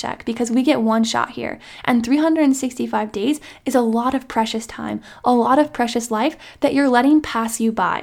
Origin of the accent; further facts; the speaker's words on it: small town Iowa, United States; my hometown friends from small town Iowa